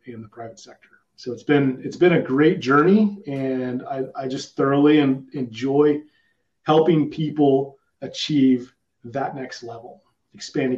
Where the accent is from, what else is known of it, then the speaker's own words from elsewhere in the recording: Southern California, United States; I grew up in Southern California. I was fortunate enough to stay in the same home my entire childhood till I left for the Marine Corps